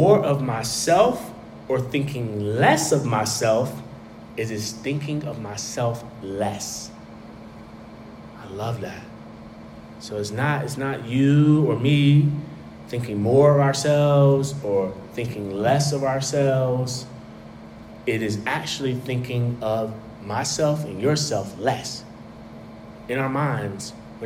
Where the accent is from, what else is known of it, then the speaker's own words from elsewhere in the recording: North Carolina, United States; now in Washington, D.C., United States; So I'm from North Carolina, right?